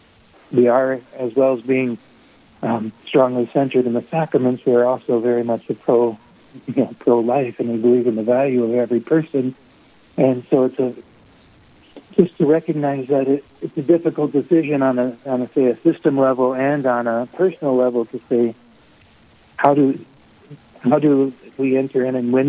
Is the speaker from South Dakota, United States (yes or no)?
yes; Sturgis, South Dakota, United States; I'm from Sturgis, just up the road from Rapid City